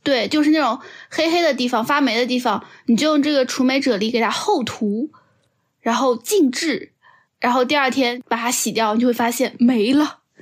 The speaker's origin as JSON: {"language": "Chinese", "region": "Shanghai", "country": "China", "said": "这个冰箱在二零二二年可是救了我们上海人老命啊"}